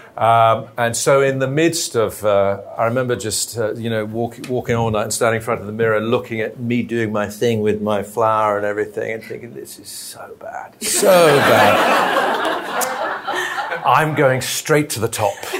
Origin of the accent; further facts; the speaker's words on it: Belfast, Northern Ireland, United Kingdom; moved away; also born or lived in London; back in my hometown of Belfast